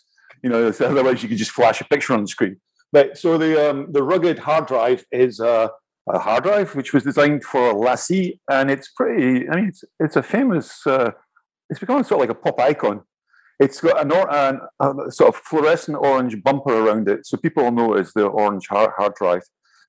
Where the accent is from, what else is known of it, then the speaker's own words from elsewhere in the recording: Scotland, United Kingdom; also born or lived in London / Italy; now in Paris, France; No, I was obviously I'm Scottish. I was born on the north coast of Scotland, and I moved down. I was in London for a while, and I was in Italy, and then I was in Paris.